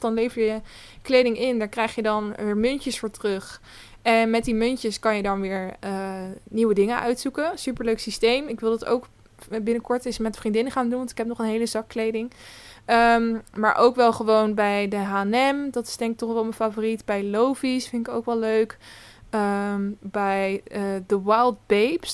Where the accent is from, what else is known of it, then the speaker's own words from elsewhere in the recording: Westland, South Holland, Netherlands; ik kom zeker uit Zuid-Holland. Ik kom uit het Westland, bij de, waar de kassen staan